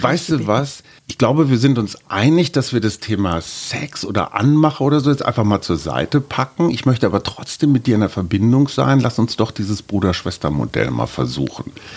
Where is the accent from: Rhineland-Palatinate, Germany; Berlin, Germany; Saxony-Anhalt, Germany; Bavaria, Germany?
Berlin, Germany; wir sind beide aus Berlin